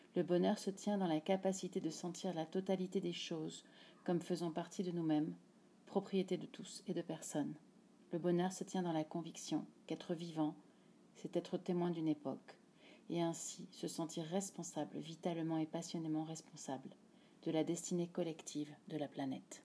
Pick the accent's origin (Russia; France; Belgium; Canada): France; now in Mexico; je suis française